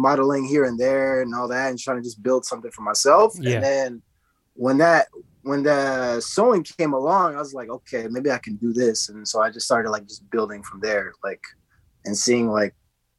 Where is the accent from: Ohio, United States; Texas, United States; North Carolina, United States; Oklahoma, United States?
Texas, United States; Dallas; also born or lived in Garland; from Dallas, Texas. {S2} Mm-hmm. {S4} Born and raised in the city. I was born in the city called Garland.